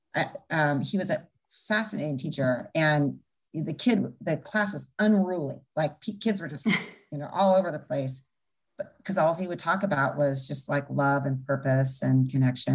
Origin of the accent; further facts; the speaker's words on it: Bend, Oregon, United States; also born or lived in Everett, Washington; basically grew up in Bend, Oregon